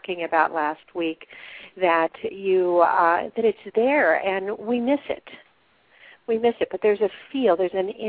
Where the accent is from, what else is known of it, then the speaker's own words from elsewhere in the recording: Ohio, United States; moved away; also born or lived in Wisconsin; when I was a little kid living in Ohio